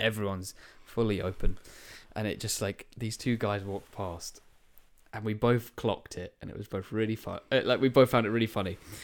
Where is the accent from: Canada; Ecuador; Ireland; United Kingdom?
United Kingdom; Tunbridge Wells, South East England; I'm from Lansdowne Road in Tunbridge